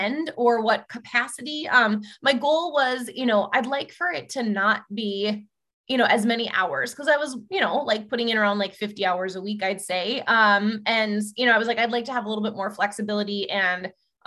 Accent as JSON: {"language": "English", "country": "United States", "said": "I'm an American"}